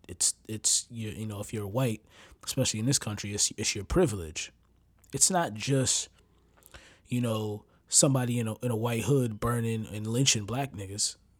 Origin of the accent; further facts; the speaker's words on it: United States; I'm from America